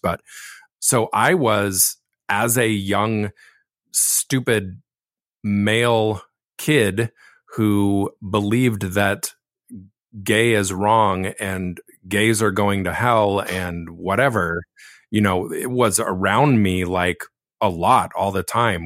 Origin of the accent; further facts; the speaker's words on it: Laguna Beach, California, United States; I was born and raised in Laguna Beach